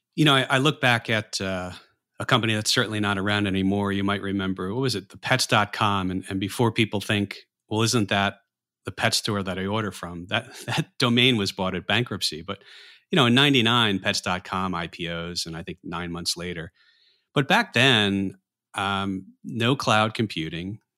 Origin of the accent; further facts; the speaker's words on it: New York area, United States; growing up in the New York area